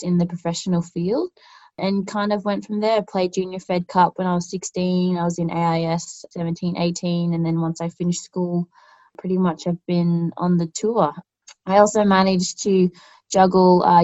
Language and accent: English; Canberra, Australian Capital Territory, Australia; I'm born and raised in Canberra.